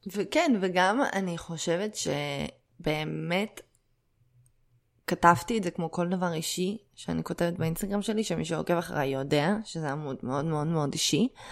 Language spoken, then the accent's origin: Hebrew; Israel; להרגיש חלק בלתי נפרד מהמדינה שבה גדלתי